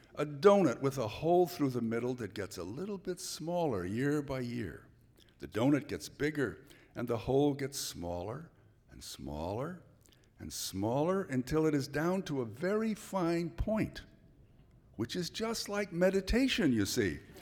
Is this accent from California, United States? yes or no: yes; San Francisco, California, United States; also born or lived in Santa Clara Valley, California; now in Santa Cruz, United States; I was born right here in San Francisco